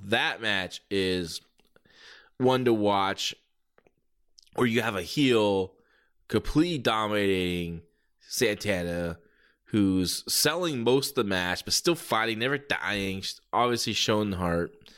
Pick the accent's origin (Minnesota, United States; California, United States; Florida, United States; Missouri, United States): California, United States; San Jose; here in San Jose, my hometown